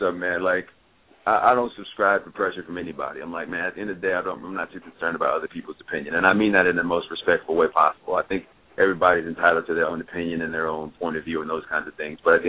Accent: Champaign, Illinois, United States; moved away; also born or lived in Chicago, Illinois; I'm from Champaign, man. I was born and raised there.

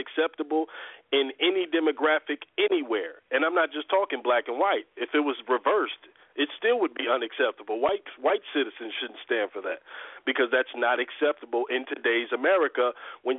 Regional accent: Chicago, Illinois, United States; now in Atlanta, United States; I'm from the Chicago area. That's where I grew up.

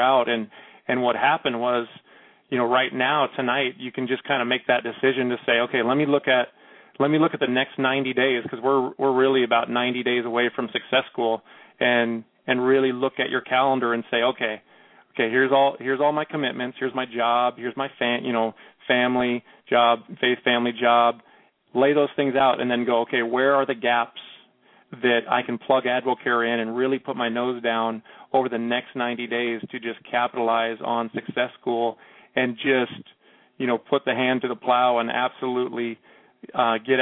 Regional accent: Seattle, Washington, United States; I'm from Seattle

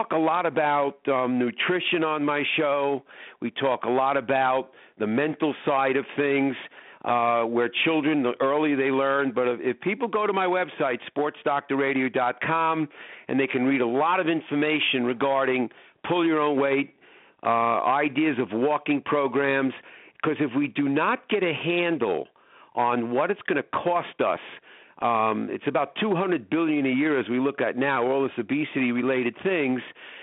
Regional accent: Long Island, New York, United States; now in Chicago, United States; I grew up in New York on Long Island

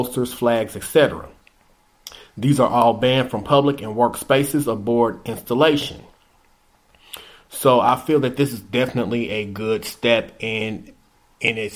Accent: Indianapolis, Indiana, United States; my hometown, Indianapolis

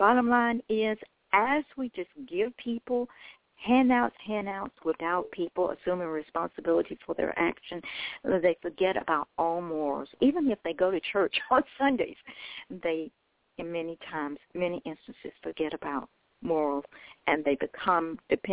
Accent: Memphis, Tennessee, United States; I was born in Memphis, Tennessee, as I said. It's always been my home

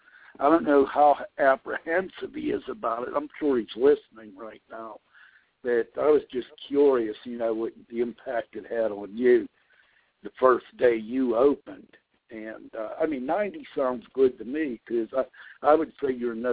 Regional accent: Pennsylvania, United States; I'm from Pennsylvania

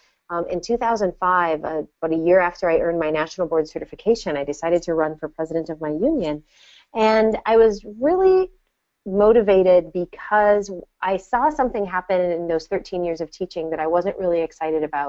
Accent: Hibbing, Minnesota, United States; moved away; we grew up together. And Hibbing is a small town

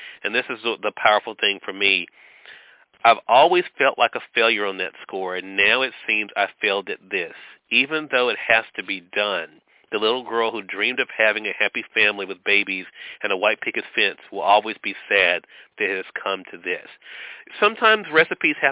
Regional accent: the South, United States; being a Southerner myself

